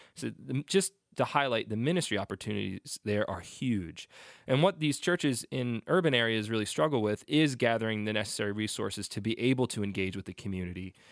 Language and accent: English; Upper Darby, Pennsylvania, United States; I grew up in Upper Darby